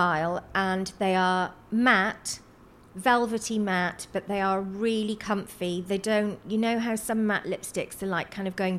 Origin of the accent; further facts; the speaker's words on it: South Wales Valleys, United Kingdom; Where I come from, which is the South Wales Valley's completely working class mining community